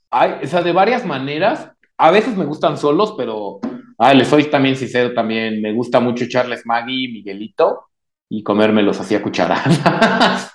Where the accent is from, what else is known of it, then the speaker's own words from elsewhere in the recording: Mexico; habilidosos somos los mexicanos